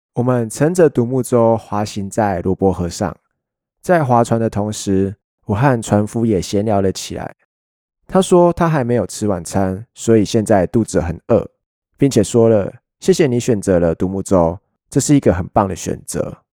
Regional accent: Hualien County, Taiwan; also born or lived in Kaohsiung; 我是后三的孩子，虽然我出生在高雄，但花莲永远都会是我所认同的家。我在后三学习到了很多都市学不到的东西

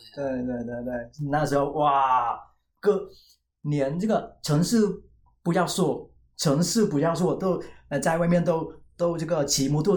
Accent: Vietnam; Chinese is a second language; moved away as an adult; also born or lived in Taiwan; now in Kaohsiung, Taiwan; 我是越南人

